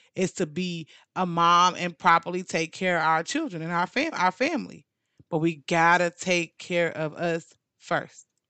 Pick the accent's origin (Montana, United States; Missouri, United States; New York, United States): Missouri, United States; St. Louis; now in Dallas–Fort Worth, United States; my hometown of Saint Louis